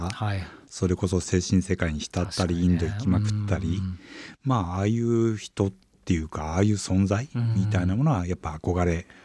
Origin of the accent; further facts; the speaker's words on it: Nakano, Tokyo, Japan; also born or lived in Kanagawa; 東京中野生まれ